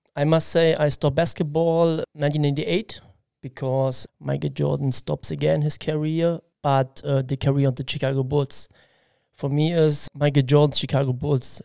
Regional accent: Halle, Saxony-Anhalt, Germany; English is a second language; now in Koblenz, Germany; I am from East Germany, Halle Saale, and I was born 1981

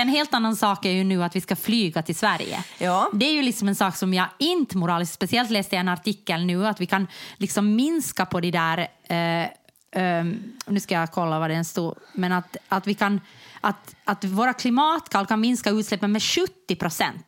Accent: Jakobstad, Ostrobothnia, Finland; moved away; also born or lived in Germany; jag kom från Jakobstad

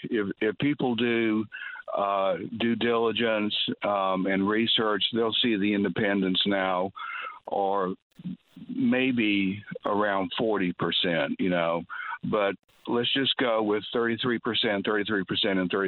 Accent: United States; As an American

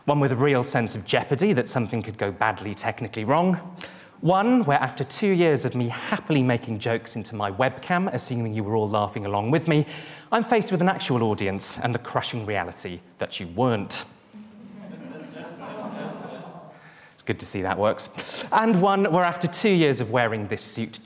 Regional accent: Welsh, Wales, United Kingdom; Being Welsh

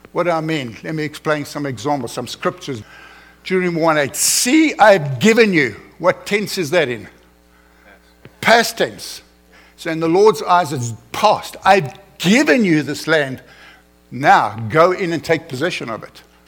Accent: South Africa; moved away as an adult; now in United States; I'm an uneducated African. I come from South Africa. I barely passed grade 12

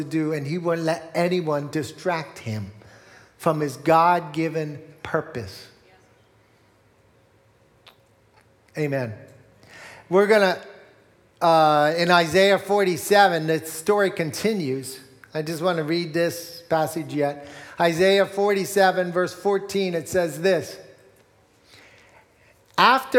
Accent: Morgantown, Pennsylvania, United States; I grew up in Berks County in Morgantown, not too far from here

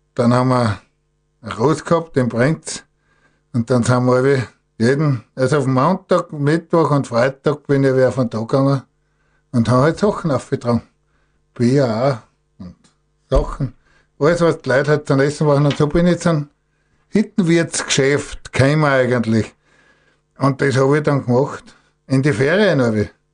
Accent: Gstatterboden, Styria, Austria; Ich bin ja in Gstadt Boden aufgewachsen, war in Gstadt der Boden Bauer

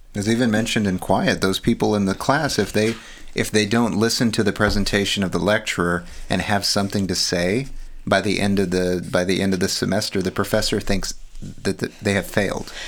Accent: Texas, United States; now in California, United States; I was raised in Texas.

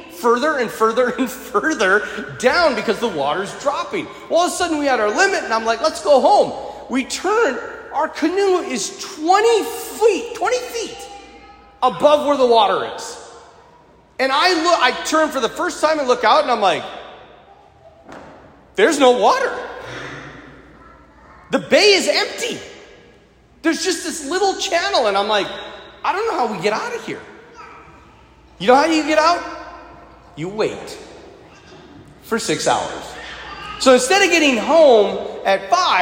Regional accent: North Dakota, United States; I'm from North Dakota

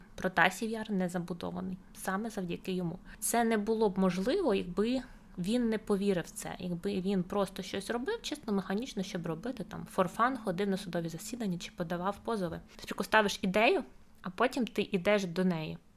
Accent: Ukraine; до нас, українців

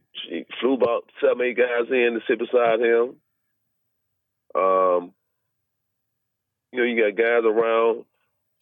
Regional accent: the South, United States; moved away; I was raised in the South for a long time.

